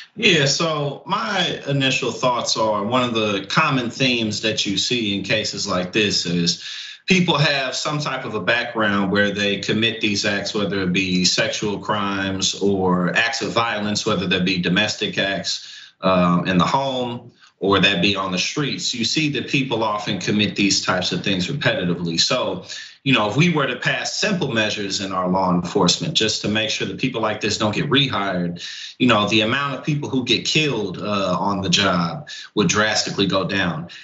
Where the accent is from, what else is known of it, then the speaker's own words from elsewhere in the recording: St. Louis, Missouri, United States; also born or lived in New Jersey / New York area; now in New Jersey/New York area, United States; I live in Jersey, New York area now, but I grew up in St. Louis